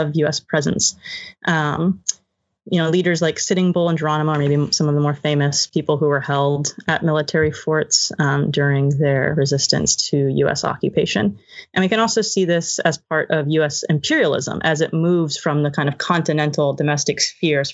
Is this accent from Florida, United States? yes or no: no; Arizona, United States; now in Brooklyn, United States; I grew up in Arizona